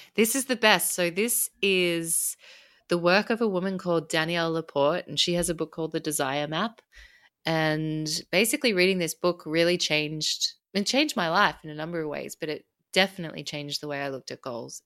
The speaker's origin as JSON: {"language": "English", "country": "Australia", "said": "I'm Australian"}